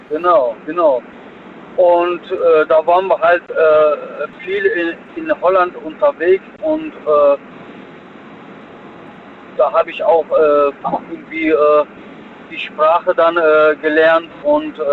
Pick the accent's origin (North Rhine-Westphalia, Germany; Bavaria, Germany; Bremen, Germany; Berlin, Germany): North Rhine-Westphalia, Germany; Duisburg; Ich komme aus Duisburg.